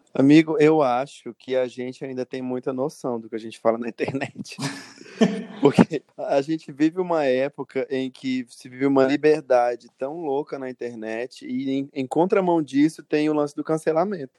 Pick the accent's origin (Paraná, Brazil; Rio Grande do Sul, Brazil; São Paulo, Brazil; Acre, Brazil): Acre, Brazil; Feijó; now in Rio Branco, Brazil; sou acreano, nascido em Feijoacre, uma cidadezinha do interior, mas hoje moro em Rio Branco, na capital.